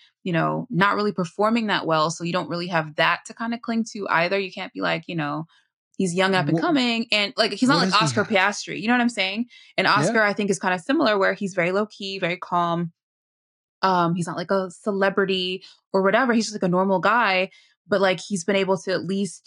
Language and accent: English; United States; As an American